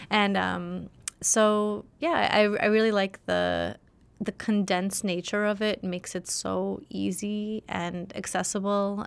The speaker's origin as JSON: {"language": "English", "town": "New York City", "region": "New York", "country": "United States", "tie": "born or raised there", "also_born_or_lived": "Soviet Union", "said": "I grew up in Flatbush, Brooklyn"}